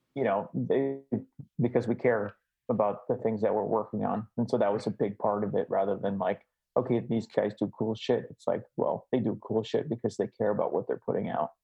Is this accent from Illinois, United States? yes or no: yes; Chicago, Illinois, United States; moved away; I'm originally from Chicago